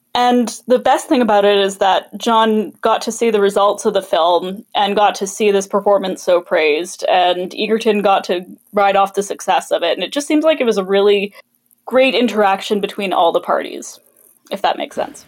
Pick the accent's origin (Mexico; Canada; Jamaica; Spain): Canada; Kelowna, British Columbia; Kelowna, my hometown